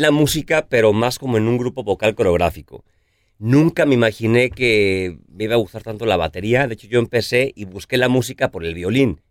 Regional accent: Guadalajara, Jalisco, Mexico; yo soy de Guadalajara

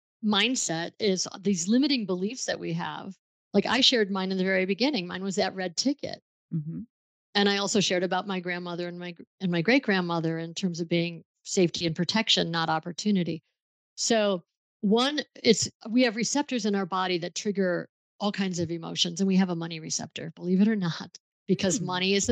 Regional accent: Buffalo, New York, United States; I grew up in Buffalo, New York, where Niagara Falls is

